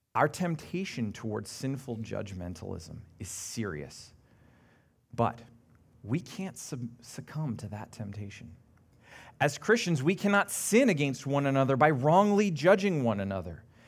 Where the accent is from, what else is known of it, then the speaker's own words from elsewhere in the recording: Canada; being very Canadian